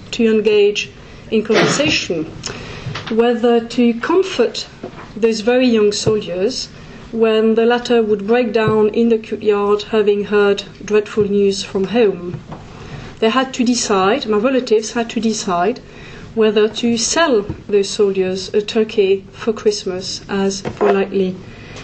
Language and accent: English; France; my home country's territory, France